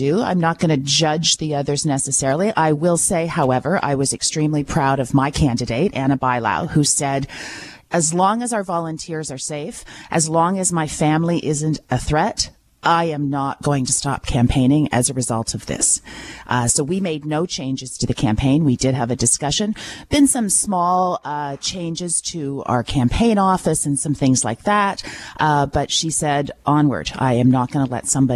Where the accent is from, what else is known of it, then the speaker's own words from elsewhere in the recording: Listowel, Ontario, Canada; I come from Listowel. I understand how important that Listowel hospital is to our community